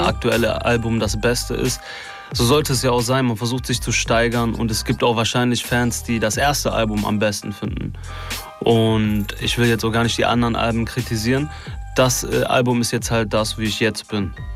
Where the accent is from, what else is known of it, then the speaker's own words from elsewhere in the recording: Duisburg, North Rhine-Westphalia, Germany; ich komme aus Duisburg